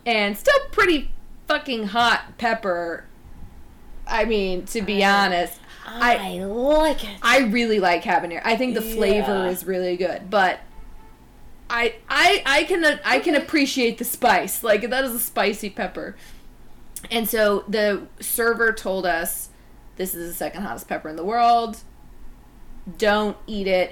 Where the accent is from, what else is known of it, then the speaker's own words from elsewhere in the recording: North Carolina, United States; I'm from North Carolina